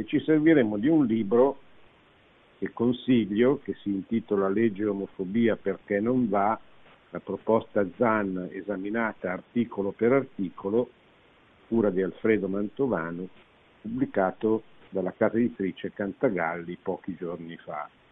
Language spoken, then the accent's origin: Italian; Italy